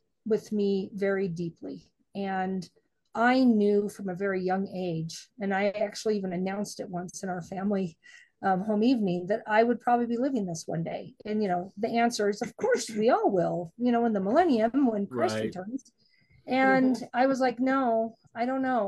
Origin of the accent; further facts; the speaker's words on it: Idaho, United States; I didn't grow up in Utah. I grew up in Idaho